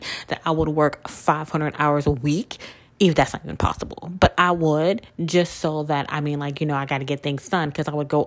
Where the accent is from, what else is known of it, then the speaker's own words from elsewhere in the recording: Mississippi, United States; now in Louisiana, United States; I'm originally from Mississippi, but Louisiana is where my work history, my adult life has been